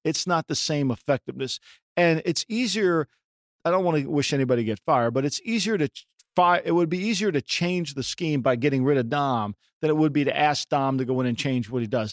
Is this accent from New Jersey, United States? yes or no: yes; Ocean City, New Jersey, United States; my hometown called Ocean City, New Jersey